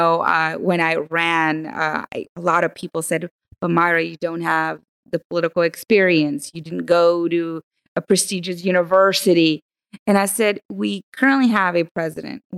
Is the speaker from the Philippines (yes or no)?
no; Burgos, Tamaulipas, Mexico; now in United States; where I'm from Burgos